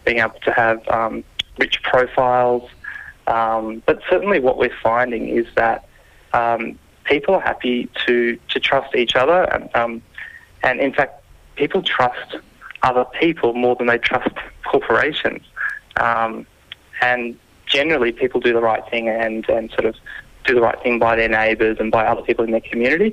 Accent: New South Wales, Australia; I'm from New South Wales

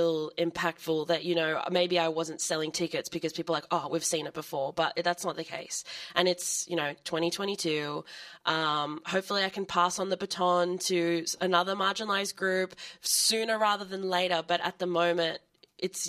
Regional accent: Sydney, New South Wales, Australia; I'm from Sydney

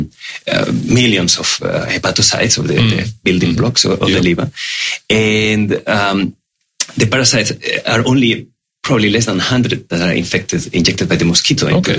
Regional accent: Spain; moved away as an adult; also born or lived in Australia; now in Melbourne, Australia; I came to Australia 8 years ago. I'm originally from Spain

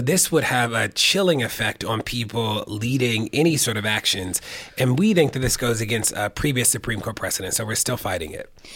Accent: Baltimore, Maryland, United States; I used to run an after school center in Baltimore, where I'm from

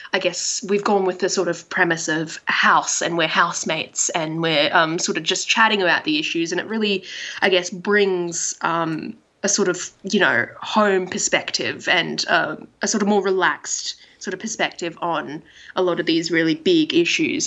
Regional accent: Australia; I'm Asian Australian.

